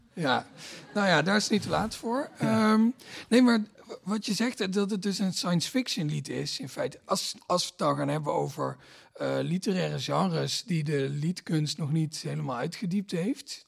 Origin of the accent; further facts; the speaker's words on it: Limburg, Netherlands; ik kom uit Limburg, daar heb je heel weinig dominees